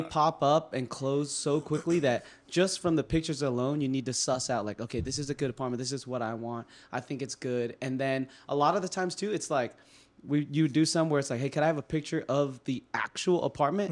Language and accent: English; California, United States; now in Boston, United States; I'm from California